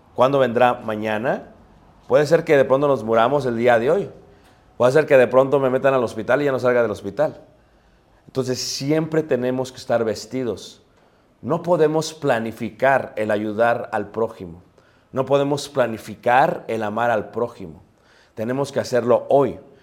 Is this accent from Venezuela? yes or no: no; Mexico; como buenos mexicanos